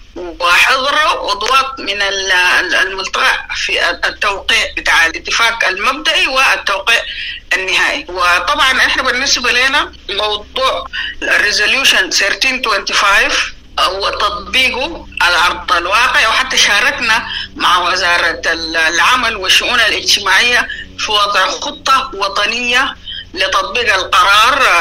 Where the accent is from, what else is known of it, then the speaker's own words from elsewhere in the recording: South Darfur, Sudan; moved away as an adult; also born or lived in Egypt / United Kingdom / Netherlands; من مواليد جنوب دارفور 1962 ودرست المراحل التعليمية بجنوب دارفور حتى المرحلة الثانوية